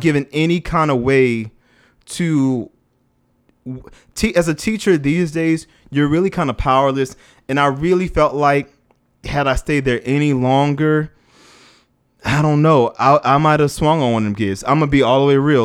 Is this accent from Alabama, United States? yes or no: no; New Orleans, Louisiana, United States; moved away; also born or lived in Washington, D.C. / Los Angeles; growing up in New Orleans, living in D C, being in L A, working with the kids there